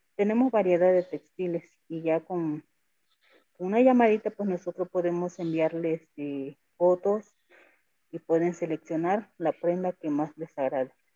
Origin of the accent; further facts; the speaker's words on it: San Pedro Amuzgos, Oaxaca, Mexico; ciertamente somos los únicos amusos que nos encontramos en el estado de Oaxaca